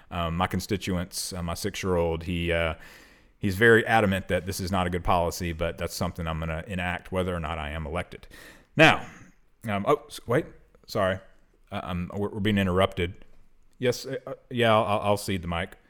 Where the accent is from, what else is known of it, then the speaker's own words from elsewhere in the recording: London, United Kingdom; I'm half Australian, but I'm also from somewhere in England, the southern uh, part of England, in London.